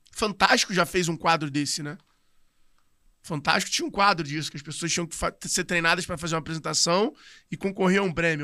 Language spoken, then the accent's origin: Portuguese; Rio de Janeiro, Brazil; Eu sou da Tijuca